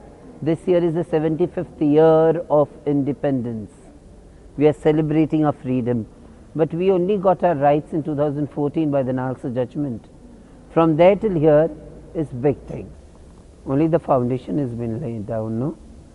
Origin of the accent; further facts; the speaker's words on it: India; I, as an Indian, I would ever be a respected Indian of as a transgender woman.